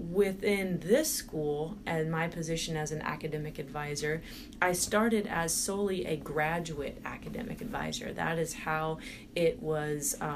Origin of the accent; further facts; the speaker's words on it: Indiana, United States; also born or lived in Houston, Texas; I was born in Texas, which mm-hmm. is a southern state in mm-hmm. the United States. So I was born there. Um, then I moved up to Indiana